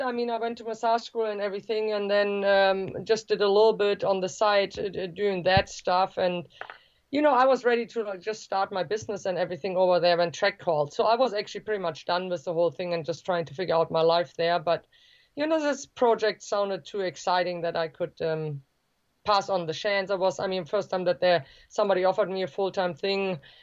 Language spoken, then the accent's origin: English; Germany; the state where I grew up in Germany